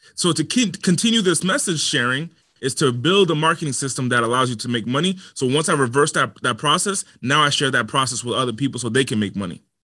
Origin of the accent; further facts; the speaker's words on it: Rhode Island, United States; moved away as an adult; also born or lived in Los Angeles; I come from the smallest state in the country and Rhode Island, and I was raised in the smallest city